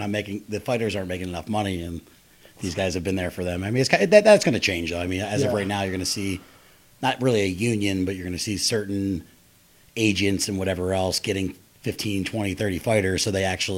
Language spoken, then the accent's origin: English; Philadelphia, Pennsylvania, United States; moved away; I'm from Philly originally